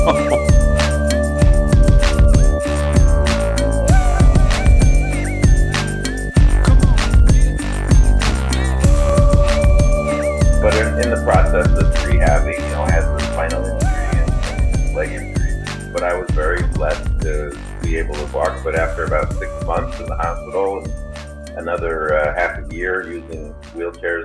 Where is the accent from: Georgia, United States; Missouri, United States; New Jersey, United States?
New Jersey, United States; Tenafly; also born or lived in Englewood, New Jersey / Bergenfield, New Jersey; I grew up in the suburbs of northern New Jersey, outside New York City. And I grew up in Tenafly, Englewood, Bergenfield